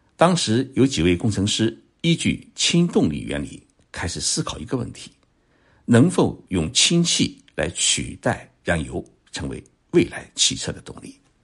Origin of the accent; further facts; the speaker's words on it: Zhoushan, Zhejiang, China; moved away; 我的家乡舟山市的一个渔山岛